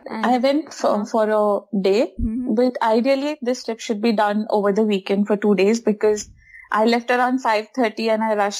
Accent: Hyderabad, Telangana, India; It's at least it was pleasanter when I was a kid growing up in Hyderabad. Now it's very hot.

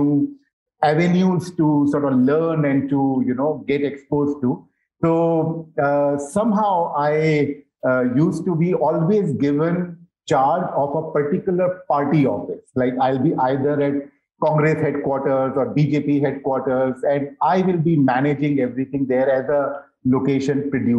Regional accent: Delhi, India; I have been born and brought up in Delhi.

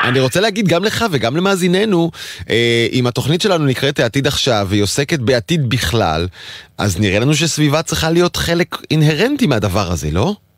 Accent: Israel; אני ישראלי

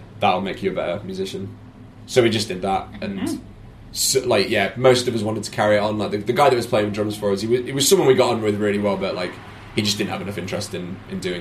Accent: Sheffield, Yorkshire and the Humber, United Kingdom; we were quite lucky growing up in Sheffield

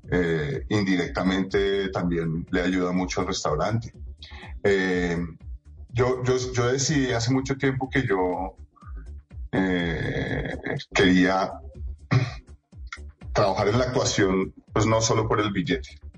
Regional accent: Colombia; yo no soy gringo, yo nací aquí en Colombia. Sí. Yo presté servicio militar aquí en Colombia. Yo, mejor dicho, soy más colombiano que el queso con bocadillo.

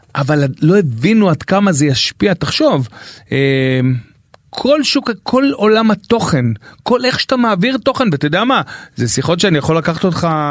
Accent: Beersheba, Southern District, Israel; moved away; גדלנו ביחד בשכונה בבאר שבע, ו' הישנה

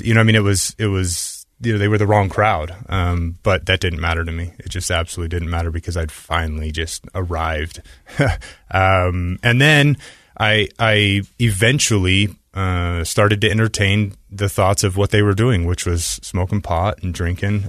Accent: Utah, United States; I grew up here in Utah

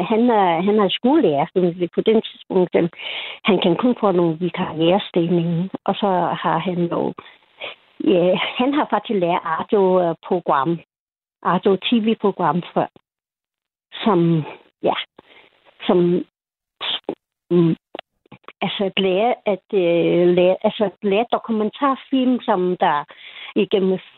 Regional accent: Hong Kong; Danish is a second language; Jeg kommer fra Hongkong.

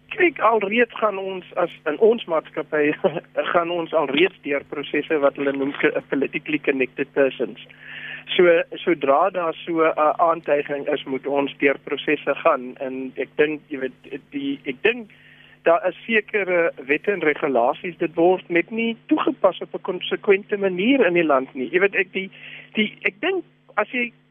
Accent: South Africa; as Suid-Afrikaners

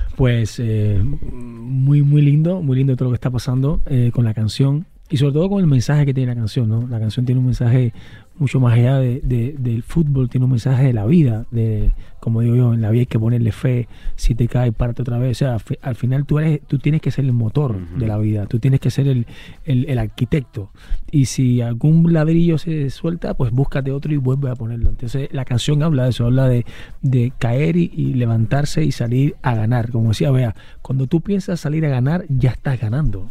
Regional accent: Cuba; moved away as an adult; now in Spain; yo hice waterpolo desde muy chiquito, llegué al equipo nacional de Cuba

